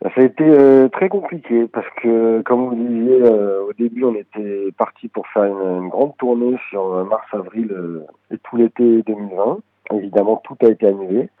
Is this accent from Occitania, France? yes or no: no; Paris, Île-de-France, France; first language French; On est tous originaires de Paris.